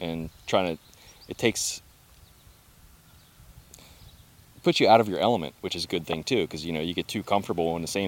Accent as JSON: {"language": "English", "town": "Clear Spring", "region": "Maryland", "country": "United States", "tie": "born or raised there", "also_born_or_lived": "Florida", "moved": "as an adult", "lives_now": "Greencastle, United States", "said": "I'm from Maryland, but I'm near the Clear Spring area, so which is very close to Pennsylvania and only, 20 minutes from West Virginia. But grew up in Clear Spring"}